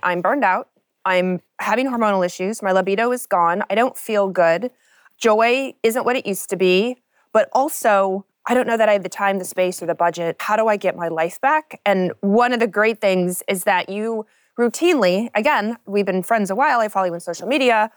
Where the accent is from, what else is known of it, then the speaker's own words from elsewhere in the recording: Kentucky, United States; I grew up in Kentucky